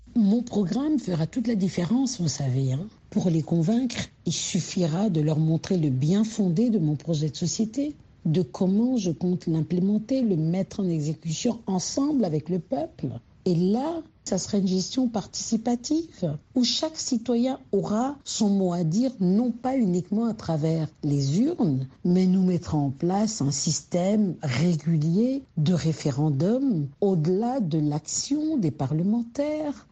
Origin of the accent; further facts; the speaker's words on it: DR Congo; quand on est congolais